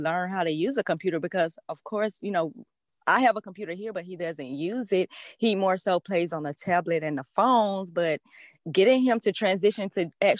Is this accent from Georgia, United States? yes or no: yes; Atlanta, Georgia, United States; I'm from Atlanta, Georgia